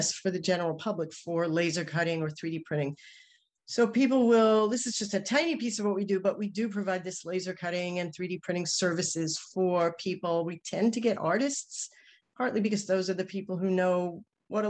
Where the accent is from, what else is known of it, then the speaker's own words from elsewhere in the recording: New York City, New York, United States; accent: New York; my New York accent